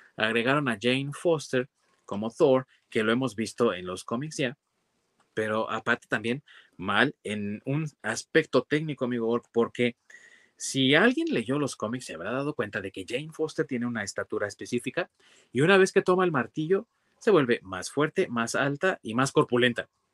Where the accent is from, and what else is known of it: Mexico